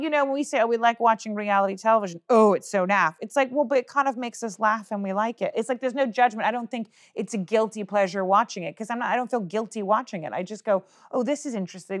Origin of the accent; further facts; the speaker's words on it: United States; as an American